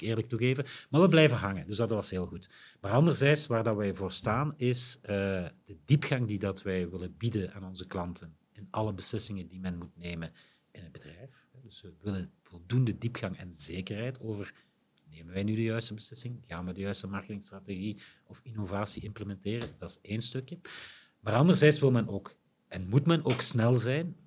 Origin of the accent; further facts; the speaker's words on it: Limburg, Flanders, Belgium; wij als Limburgers